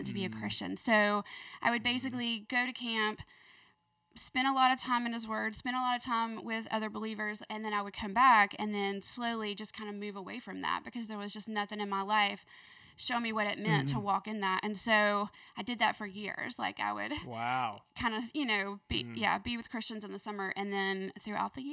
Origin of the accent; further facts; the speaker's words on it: Birmingham, Alabama, United States; also born or lived in Midfield, Alabama / Fairfield, Alabama / Hueytown, Alabama / Auburn, Alabama; I was born here in Birmingham